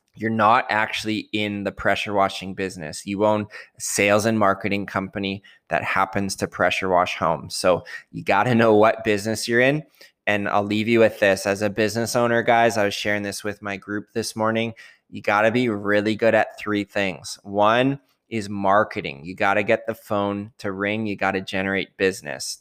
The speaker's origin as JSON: {"language": "English", "country": "Canada", "said": "I'm Canadian"}